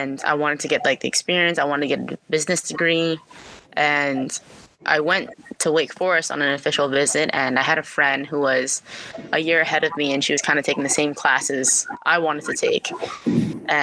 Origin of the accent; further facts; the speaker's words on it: Massachusetts, United States; growing up in Massachusetts